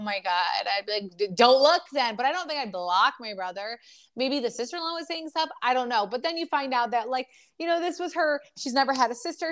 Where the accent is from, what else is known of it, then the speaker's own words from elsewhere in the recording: Michigan, United States; We are from Michigan